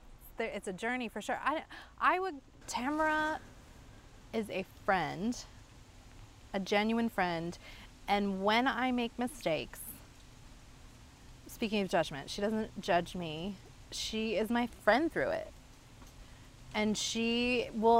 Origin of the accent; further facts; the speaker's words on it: Dayton, Ohio, United States; I was born in Dayton, Ohio